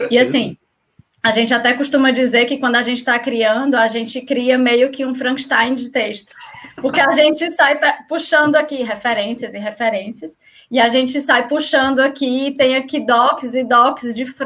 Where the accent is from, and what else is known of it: Ceará, Brazil; moved away as an adult; now in Portugal